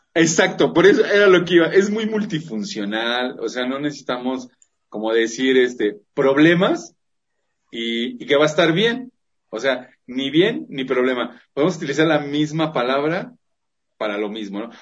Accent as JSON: {"language": "Spanish", "country": "Mexico", "said": "Como buenos mexicanos."}